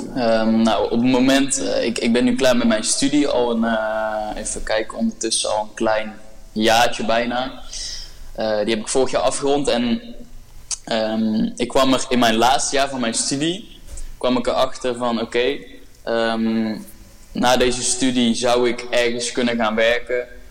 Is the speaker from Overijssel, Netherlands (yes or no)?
no; North Brabant, Netherlands; ik kom uit het dorpje genaamd S. Het is een heel klein dorpje eh, in Brabant waar maar 2000 mensen wonen.